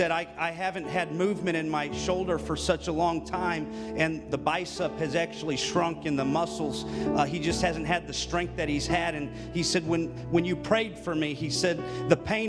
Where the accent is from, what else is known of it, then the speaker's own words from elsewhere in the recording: California, United States; moved away as an adult; also born or lived in Florida; now in Ohio, United States; I'm actually originally from California, and then we moved after Bible school, got married and moved to Florida, and then 5 years ago, we ended up here in Ohio